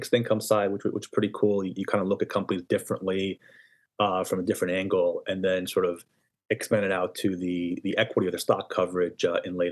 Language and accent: English; United States; also born or lived in Israel; now in Westfield, United States; I was actually born in Israel, and family moved here when I was 6 years old, and kind of lived and grew up in the tri-state area since then